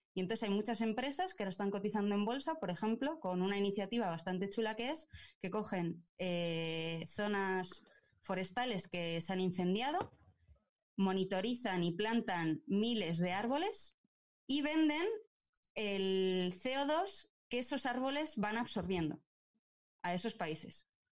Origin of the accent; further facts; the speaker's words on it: Burgos, Castile and León, Spain; yo soy de Burgos